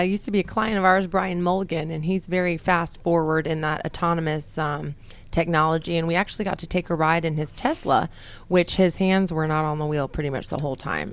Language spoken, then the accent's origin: English; New Mexico, United States; I'm from New Mexico.